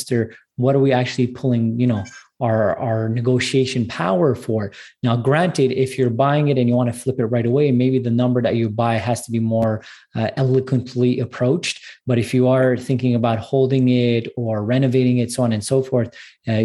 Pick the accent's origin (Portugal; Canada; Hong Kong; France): Canada; Montreal, Quebec; I'm actually from Montreal. I'm a Canadian brother of yours.